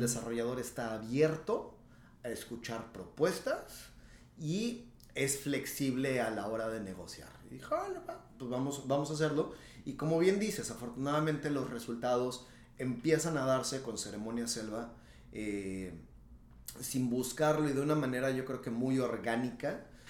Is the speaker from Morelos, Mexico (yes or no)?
yes; Yecapixtla, Morelos, Mexico; moved away as an adult; now in Tulum, Mexico; yo soy morelense